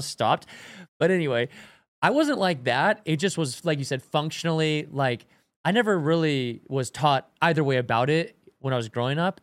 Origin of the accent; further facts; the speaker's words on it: Washington, United States; I grew up in Washington